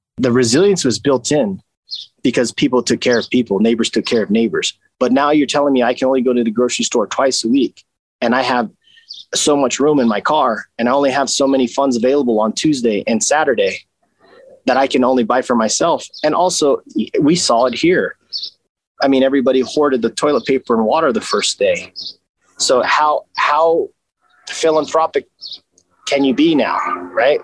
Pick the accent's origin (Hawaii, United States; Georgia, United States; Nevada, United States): Nevada, United States; Las Vegas; I grew up in East Las Vegas which was very rural at the time